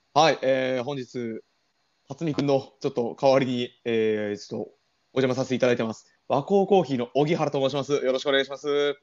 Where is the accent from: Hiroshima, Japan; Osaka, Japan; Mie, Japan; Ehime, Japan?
Ehime, Japan; 僕全然、出羽愛媛ですからね